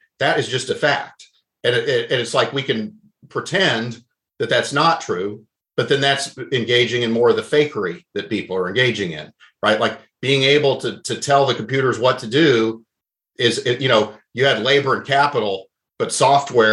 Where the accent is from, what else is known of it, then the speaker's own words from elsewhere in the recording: Oklahoma, United States; moved away; I grew up in Oklahoma